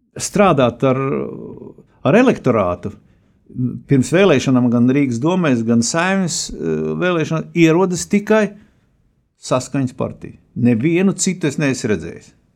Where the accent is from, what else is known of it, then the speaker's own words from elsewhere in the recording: Rēzekne, Latgale, Latvia; moved away as an adult; also born or lived in Bolderāja, Riga; now in Riga, Latvia; es esmu no Reizeknas puses